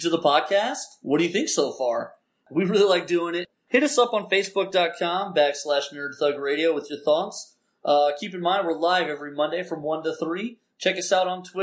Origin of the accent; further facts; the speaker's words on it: United States; I'm super American